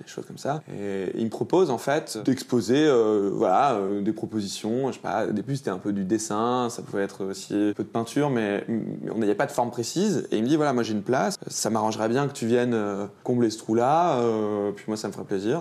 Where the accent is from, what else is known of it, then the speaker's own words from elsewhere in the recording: Lyon, Auvergne-Rhône-Alpes, France; also born or lived in Beaujolais / Grenoble; Je suis né à la Croix-Rousse dans le 4